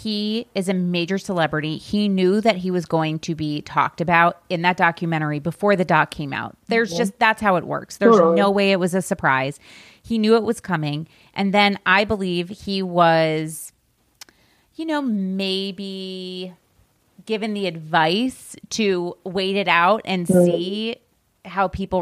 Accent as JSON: {"language": "English", "area": "a small town 45 minutes from Albany", "region": "New York", "country": "United States", "tie": "born or raised there", "said": "we drove down to Albany, New York, which was 45 minutes from my hometown"}